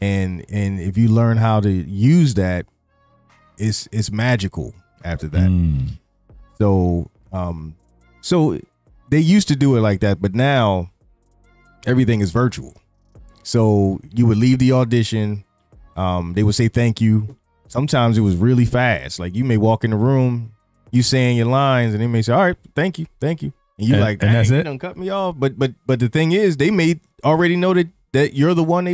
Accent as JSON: {"language": "English", "town": "Philadelphia", "region": "Pennsylvania", "country": "United States", "said": "when you say you're from Philly"}